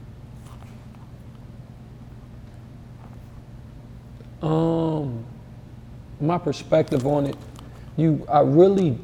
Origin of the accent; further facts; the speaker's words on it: Detroit, Michigan, United States; moved away; I'm really from the city. So it's like, when I go in Detroit